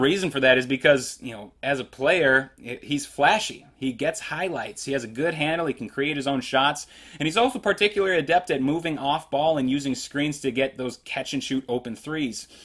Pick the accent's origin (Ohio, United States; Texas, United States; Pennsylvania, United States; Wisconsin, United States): Wisconsin, United States; Greenfield; where I grew up in Greenfield, Wisconsin